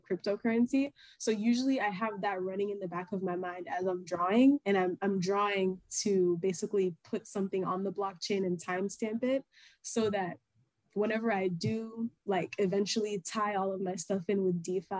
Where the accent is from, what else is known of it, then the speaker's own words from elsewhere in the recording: Florida, United States; also born or lived in Nigeria (ancestry); now in Houston, United States; my family's origin is Nigeria. I was born and raised in Florida, and I currently reside in Houston, Texas